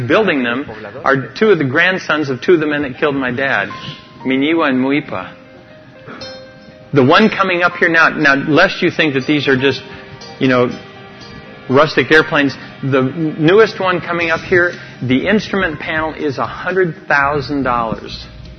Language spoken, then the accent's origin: English; Amazon region, Ecuador; I grew up in the Amazon jungle where we had no spices.